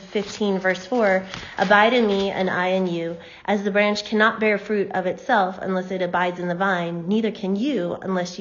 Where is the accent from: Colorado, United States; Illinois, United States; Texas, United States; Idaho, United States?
Idaho, United States; Moscow; I was born and raised in Moscow